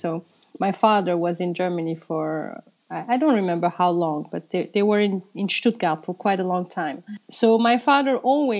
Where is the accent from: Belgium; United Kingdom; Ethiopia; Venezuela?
Belgium; Brussels, Brussels-Capital Region; accent: Belgian; English is a second language; moved away as an adult; also born or lived in Turkey; now in Amsterdam, Netherlands; So the language I learned in Brussels, I can speak it today in Amsterdam. I speak it with an accent. People understand immediately I come from Belgium